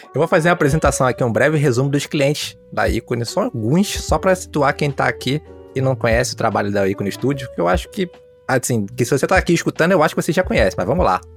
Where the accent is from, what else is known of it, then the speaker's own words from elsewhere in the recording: Rio de Janeiro, Brazil; sou do Rio, sou do Rio